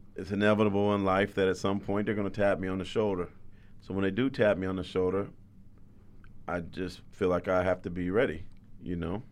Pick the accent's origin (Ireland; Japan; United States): United States; San Jose, California; also born or lived in Louisiana; I grew up in San Jose